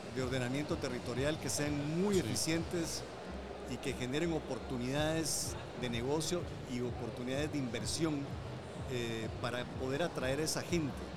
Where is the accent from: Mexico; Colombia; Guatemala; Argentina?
Guatemala; nosotros mismos como guatemaltecos